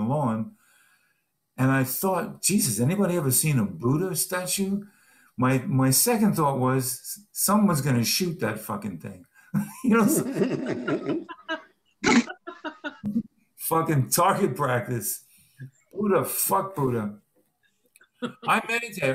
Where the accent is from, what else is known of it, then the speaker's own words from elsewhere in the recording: New York City, New York, United States; also born or lived in Los Angeles; now in South Carolina, United States; I'm coming from the Bronx originally